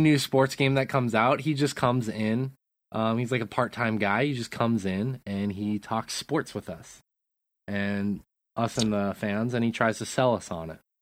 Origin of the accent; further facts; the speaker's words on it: Great Falls, Montana, United States; you and I grew up in Great Falls